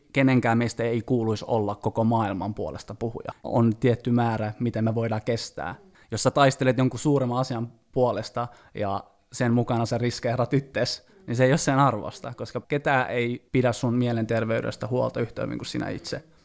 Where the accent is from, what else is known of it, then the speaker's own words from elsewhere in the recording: Finland; mä oon kasvanut Suomessa